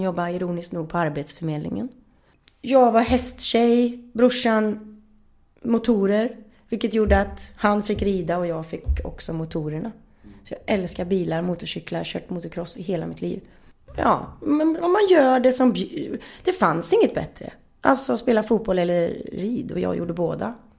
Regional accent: Gullspång, Västra Götaland, Sweden; vi växte upp i Gullspång i ett tegelhus som mamma och pappa själv byggde.

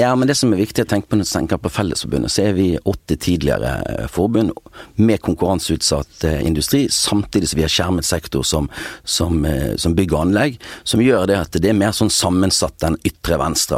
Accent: Bergen, Vestland, Norway; Og jeg har også bosatt meg ikke mer enn ja, fem minutter å gå fra der jeg vokste opp den dag i dag

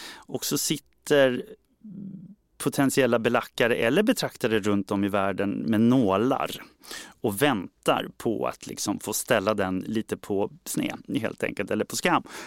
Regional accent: Sweden

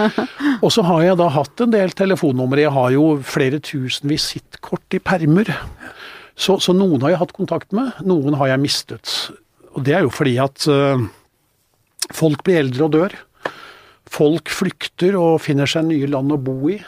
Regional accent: Norway; also born or lived in northern Spain; her hjemme i Norge

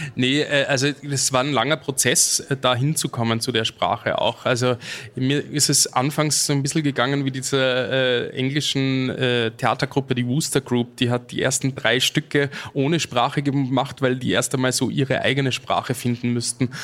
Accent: Austria; als Österreicher

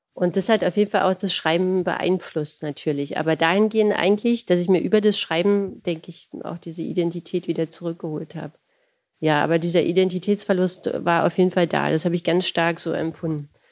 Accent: Berlin, Germany; ich komme aus einer Arbeiterfamilie, aus Berlin-Friedrichshain

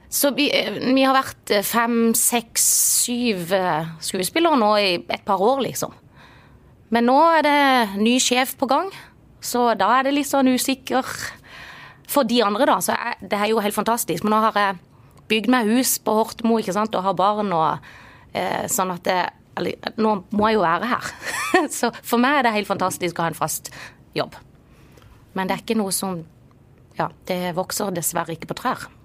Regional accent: Agder, Norway; accent: Marnardal dialect; jo på en måte den avsløpende marnardalsdialekten. Og tidligere så har det liksom vært at folk tror jeg er fra Vennesla.

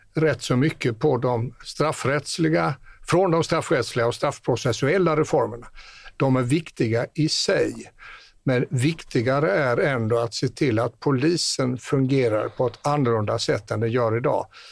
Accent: northwest Skåne, Sweden; Där jag kommer ifrån i nordväst Skåne

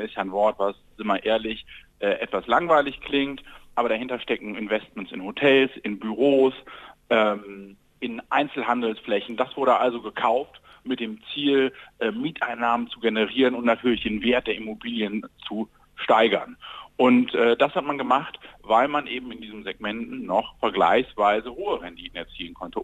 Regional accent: Mönchengladbach, North Rhine-Westphalia, Germany; ich komme gebürtig aus Mönchengladbach

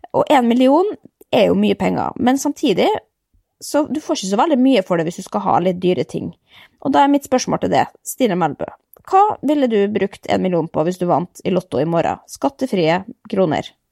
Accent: Norway; vi kommer fra Norge

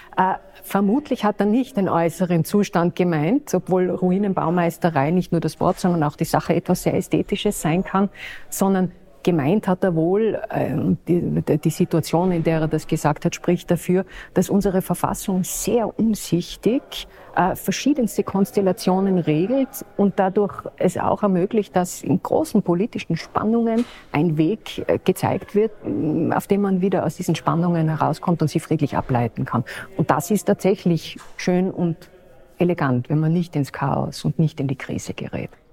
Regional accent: Austria; bei uns in Österreich

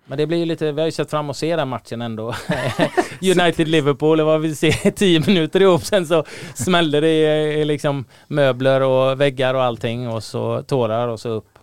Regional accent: Gothenburg, Västra Götaland, Sweden; på den tiden jag växte upp i Göteborg

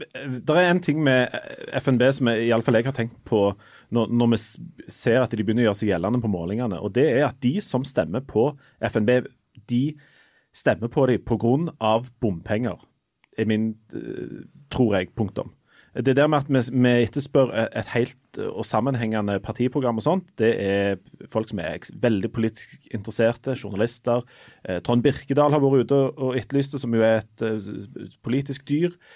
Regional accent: Norway; jeg er fra Norge

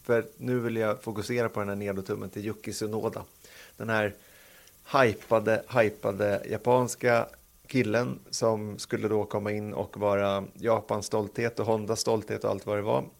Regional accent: Sweden; som svensk

